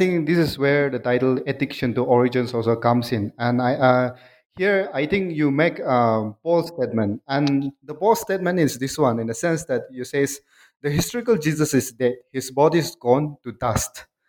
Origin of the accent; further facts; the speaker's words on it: Nagaland, India; Now, I'm here in India, and my people are Nagas. I'm from Nagaland